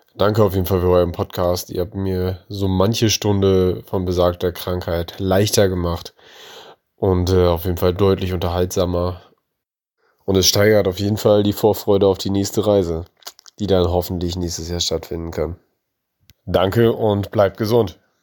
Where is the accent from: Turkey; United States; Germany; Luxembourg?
Germany; near East Frisia, Lower Saxony; wir kommen ganz aus dem Nordwesten Deutschlands, also kurz vor Ostfriesland